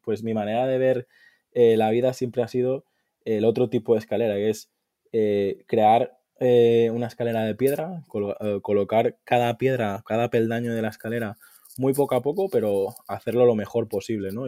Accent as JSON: {"language": "Spanish", "area": "Mallorca", "region": "Balearic Islands", "country": "Spain", "also_born_or_lived": "Valencia", "said": "soy de, de Mallorca"}